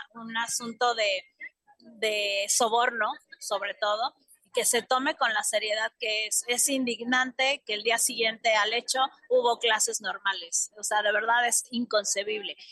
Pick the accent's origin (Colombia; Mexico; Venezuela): Mexico; somos mexicanas